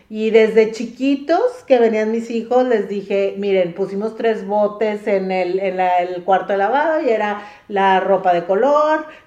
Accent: Mexico; now in United States; Cuando yo me vine a vivir aquí de México, aquí a Estados Unidos

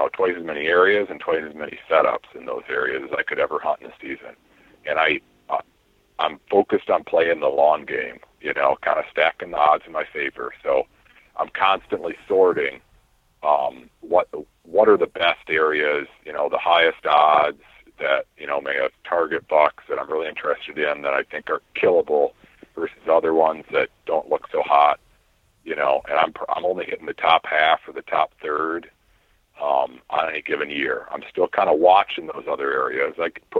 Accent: Iowa, United States; my home state of Iowa

